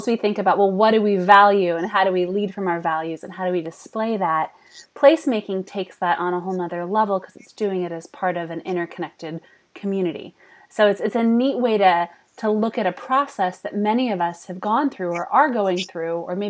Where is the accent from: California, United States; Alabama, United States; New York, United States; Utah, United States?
California, United States; Bay Area; moved away as an adult; now in Sacramento, United States; living in Sacramento, my third year, and growing up in the Bay Area